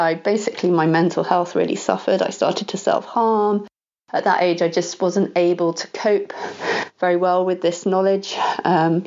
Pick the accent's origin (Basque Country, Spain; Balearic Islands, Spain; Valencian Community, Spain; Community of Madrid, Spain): Balearic Islands, Spain; Ibiza; I was born in Ibiza, which is a small island off the coast of Spain